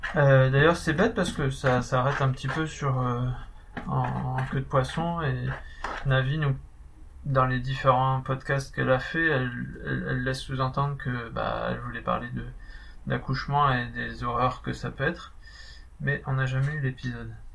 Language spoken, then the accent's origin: French; the North, Nord, France; accent: accent du Nord; j'avais mon accent du Nord